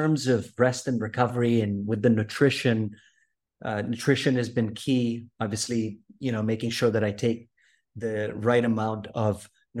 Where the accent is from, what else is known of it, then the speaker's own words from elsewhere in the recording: Philippines; So I grew up in Southeast Asia, in the Philippines, 7,111 islands.